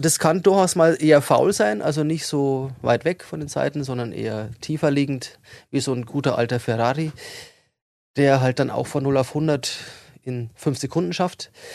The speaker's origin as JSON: {"language": "German", "town": "Regensburg", "region": "Bavaria", "country": "Germany", "moved": "yes", "said": "ich komme ja aus Regensburg ursprünglich"}